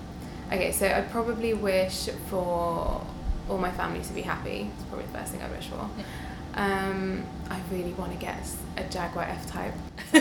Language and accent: English; London, United Kingdom; also born or lived in Delhi, India; Towards the outskirts of London, not central London.